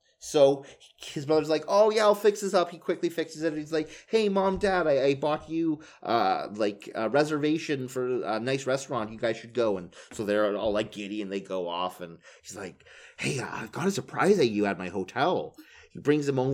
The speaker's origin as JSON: {"language": "English", "country": "Canada", "said": "We're Canadian"}